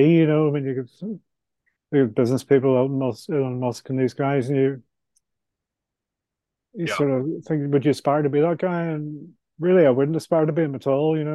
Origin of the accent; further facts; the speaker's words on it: Ireland; I'm Irish, so I like to have a couple of pints at the end of the week